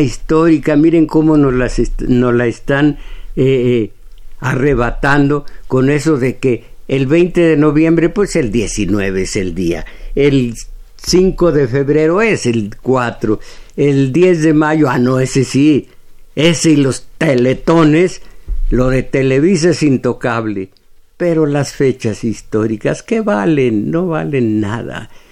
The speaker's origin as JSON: {"language": "Spanish", "country": "Mexico"}